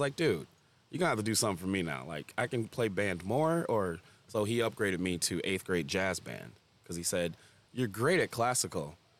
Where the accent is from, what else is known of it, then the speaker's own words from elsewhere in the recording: Farmington, Michigan, United States; I grew up in Farmington, too